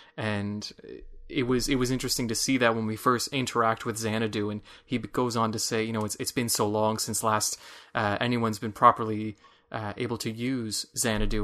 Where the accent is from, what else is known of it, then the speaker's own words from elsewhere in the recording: Michigan, United States; accent: Michiganian; my Michiganian accent